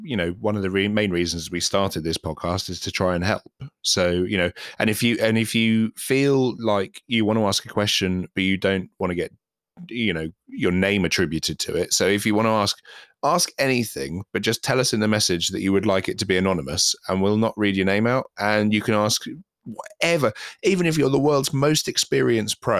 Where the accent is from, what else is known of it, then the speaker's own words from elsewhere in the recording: England, United Kingdom; me as an Englishman